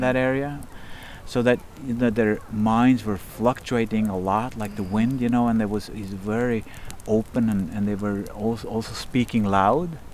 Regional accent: Kongsberg, Buskerud, Norway; also born or lived in Berkeley, United States; I grew up in Kongsberg, not far from here, just surrounded by forest

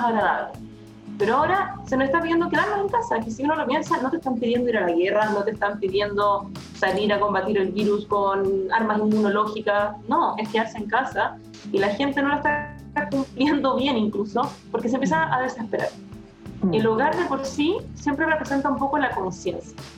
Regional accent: Chile; estábamos bastante atrasados como chilenos

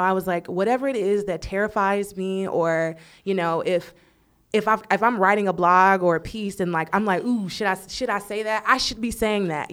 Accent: Texas, United States; moved away as an adult; now in Los Angeles, United States; I am from Texas

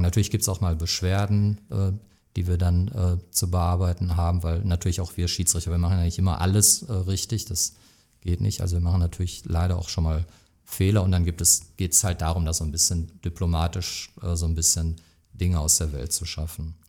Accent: Oberhausen, North Rhine-Westphalia, Germany; ich bin gebürtiger Stärkrader, das kommt dazu. Und ich bin auch durchaus stolz, Oberhausener zu sein

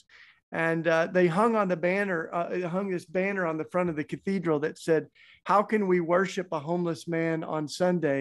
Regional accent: Tennessee, United States; accent: southern; moved away; also born or lived in Philadelphia; I grew up down south in Tennessee. That's why I've got my charming southern accent

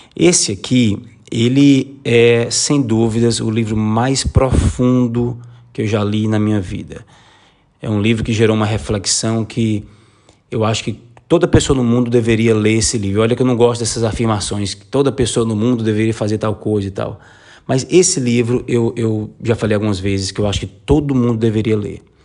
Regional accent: Brazil; moved away as an adult; also born or lived in Sarajevo, Bosnia; now in Lisbon, Portugal; eu já saí do Brasil porque a minha vida lá estava monótona

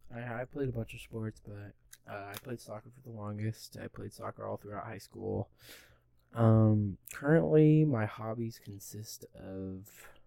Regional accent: Tacoma, Washington, United States; also born or lived in Puyallup, Washington / Lakewood, Washington; I was born in Puyallup, Washington, grew up in Tacoma, started schooling at Idlewild Elementary in Lakewood, Washington.

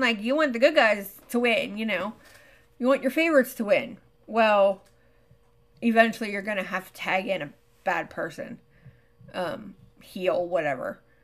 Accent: Pennsylvania, United States; my home state

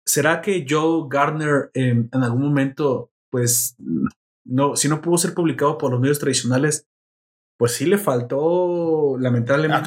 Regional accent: Mexico; Me representa como mexicano

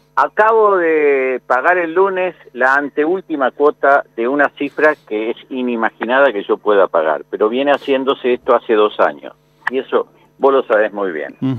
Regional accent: Argentina; como pueblo argentino

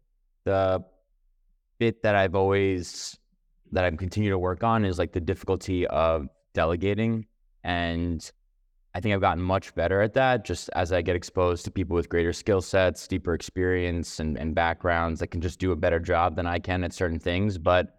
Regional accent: Manhattan, New York, United States; So I grew up in Manhattan, raised by two other entrepreneurs at a real estate company in New York.

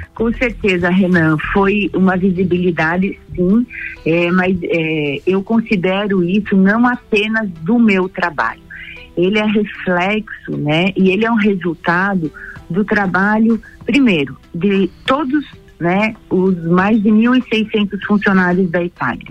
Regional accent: Três ..., Santa Catarina, Brazil; also born or lived in Lages, Santa Catarina; Eu sou nascida em Três no meio oeste do estado

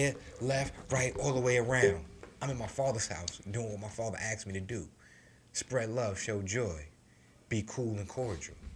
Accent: New York City, New York, United States; I grew up in New York City, you know what I'm saying, born in the 80s, raised in the 90s

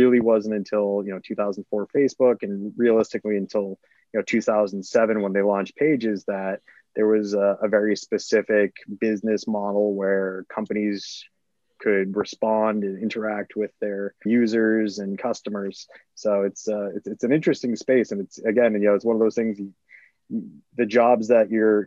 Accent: Boston, Massachusetts, United States; moved away as an adult; also born or lived in Miami; born and raised in Boston, Massachusetts

